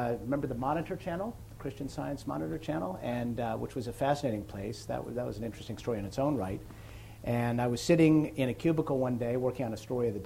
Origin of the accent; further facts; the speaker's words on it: Detroit, Michigan, United States; moved away as an adult; I grew up in Detroit, outside of Detroit